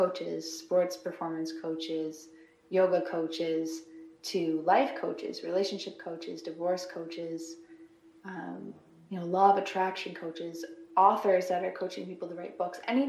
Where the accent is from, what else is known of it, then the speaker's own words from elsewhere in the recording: Brighton, Ontario, Canada; I grew up in the Quinney area, actually grew up in Brighton